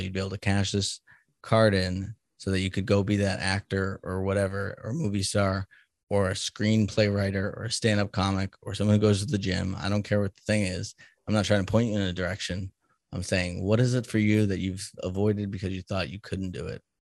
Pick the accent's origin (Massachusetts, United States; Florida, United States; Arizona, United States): Massachusetts, United States; Salem; now in Kansas, United States; I'm from Salem, Massachusetts